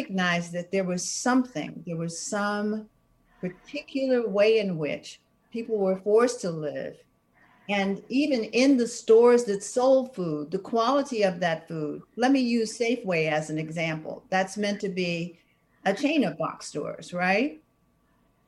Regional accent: Washington, District of Columbia, United States; moved away; I came from Southeast Washington, D.C.

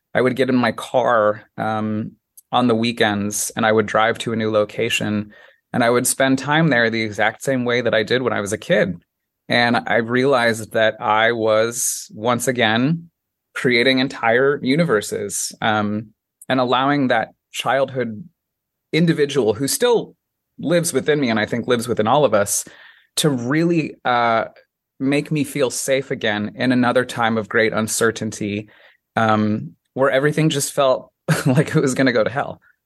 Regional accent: Colorado Springs, Colorado, United States; also born or lived in Washington Heights, New York / South Korea; now in New York, United States; Born and raised in Colorado Springs, Colorado, right in the foothills of the Rocky Mountains

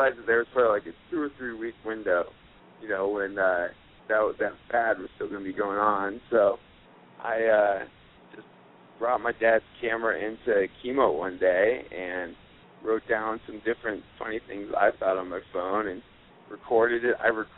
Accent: Aurora, Colorado, United States; Cool. I am from Aurora, Colorado.

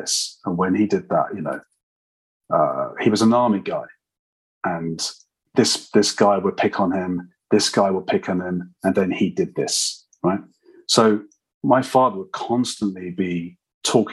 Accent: London, United Kingdom; I'm a Londoner, as you gathered probably, and I grew up in London

